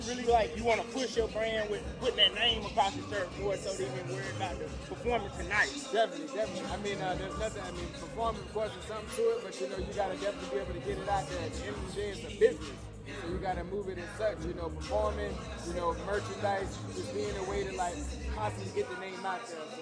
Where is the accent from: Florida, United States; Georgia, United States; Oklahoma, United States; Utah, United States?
Georgia, United States; Savannah; moved away as an adult; now in Charlotte, United States; I'm originally from Savannah, Georgia. Shout out everybody in Seaport City, Savannah, Georgia. But I'm living out here in Charlotte right now.